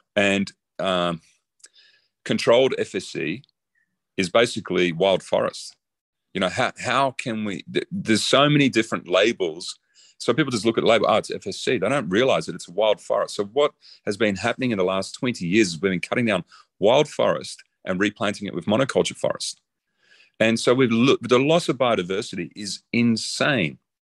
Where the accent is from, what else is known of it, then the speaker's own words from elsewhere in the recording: Australia; I'm Australian.